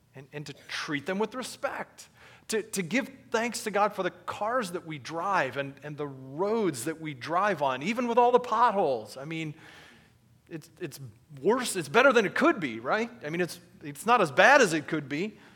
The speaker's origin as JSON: {"language": "English", "country": "United States", "said": "being an American"}